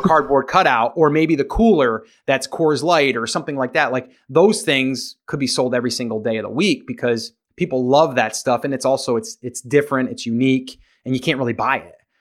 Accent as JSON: {"language": "English", "region": "New York", "country": "United States", "moved": "yes", "lives_now": "South Carolina, United States", "said": "I'm originally from New York. I'm now in South Carolina"}